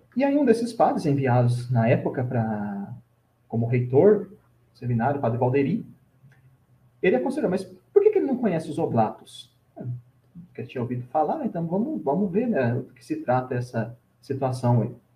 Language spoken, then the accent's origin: Portuguese; Lorena, São Paulo, Brazil; now in Curitiba, Brazil; natural da cidade de Lorena, São Paulo, na perto de Aparecida